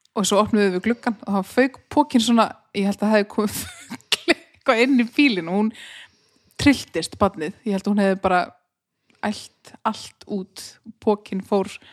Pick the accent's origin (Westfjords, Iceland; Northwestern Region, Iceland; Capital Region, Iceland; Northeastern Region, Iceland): Northeastern Region, Iceland; Húsavík; moved away as an adult; ég er uppalinn á Húsæk og á allt svona Húsæk Húsavík